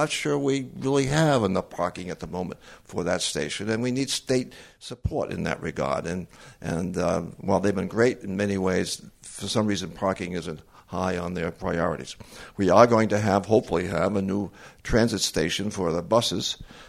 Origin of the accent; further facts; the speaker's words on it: Central Falls, Rhode Island, United States; I'm from Central Falls. Okay. Well, I was only there for a day, but I'm from Central Falls.